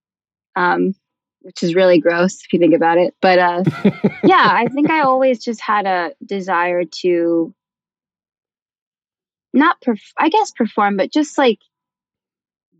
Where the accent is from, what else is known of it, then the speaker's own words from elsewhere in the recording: San Diego, California, United States; moved away; also born or lived in Charlotte, North Carolina; Born and raised in the 619.